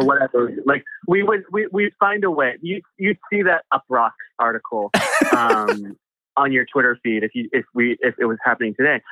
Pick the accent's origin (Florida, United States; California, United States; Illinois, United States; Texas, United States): Illinois, United States; Chicago; moved away; grow up in Chicago or the, the surrounding area in the 90s